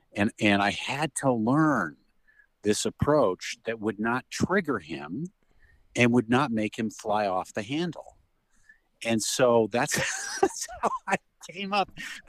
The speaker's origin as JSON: {"language": "English", "town": "Phoenix", "region": "Arizona", "country": "United States", "tie": "born or raised there", "said": "I grew up in Phoenix, Arizona."}